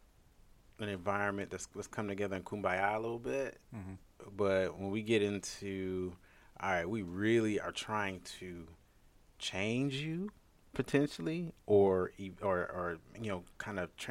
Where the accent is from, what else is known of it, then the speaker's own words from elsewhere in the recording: Cleveland Heights, Ohio, United States; I am originally from a city called Cleveland, the suburb, actually, is more specifically Cleveland Heights. So, yeah, I was raised there